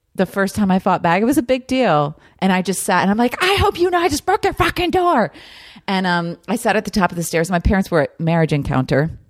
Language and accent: English; New Jersey, United States; moved away; I grew up in New Jersey.